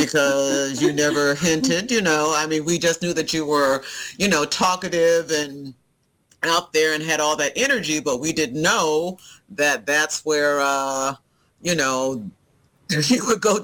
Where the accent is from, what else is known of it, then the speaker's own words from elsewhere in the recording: Alabama, United States; also born or lived in Texas / Taiwan / Florida / Japan; I'm from Alabama. Both my parents are from Montgomery, Alabama.